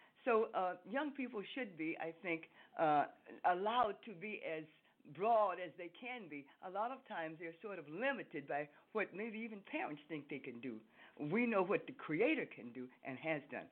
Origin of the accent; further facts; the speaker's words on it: Chicago, Illinois, United States; now in New York, United States; I was born in Chicago, Illinois, at Illinois Research Hospital